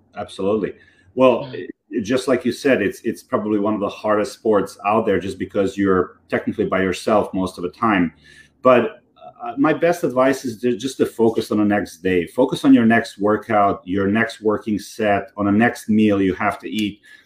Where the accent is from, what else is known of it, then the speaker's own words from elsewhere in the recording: Belgrade, Serbia; moved away as an adult; now in New York, United States; I grew up in Serbia so I grew up in Belgrade, Serbia